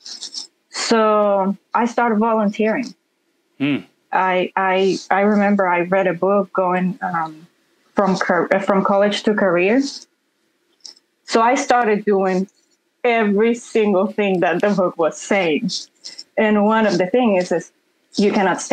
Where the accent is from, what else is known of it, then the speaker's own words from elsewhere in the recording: Honduras; English is a second language; moved away as an adult; now in Oklahoma, United States; I'm from Honduras, and both my parents are civil engineers